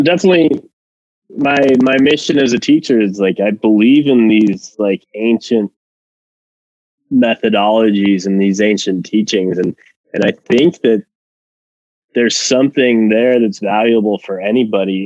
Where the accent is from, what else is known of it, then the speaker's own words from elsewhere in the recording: Mexico; moved away; I'm originally from Mexico